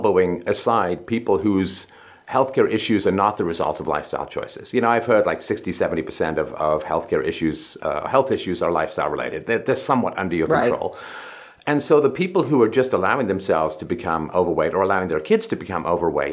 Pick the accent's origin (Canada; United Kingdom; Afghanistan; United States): United Kingdom; England; growing up in England in the 70s